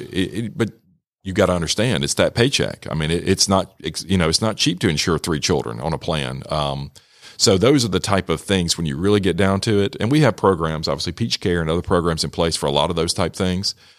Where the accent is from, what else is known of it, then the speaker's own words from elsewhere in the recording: Rome, Georgia, United States; my background, I grew up here in Rome, uh, went to Darlington, graduated from Darlington in nineteen ninety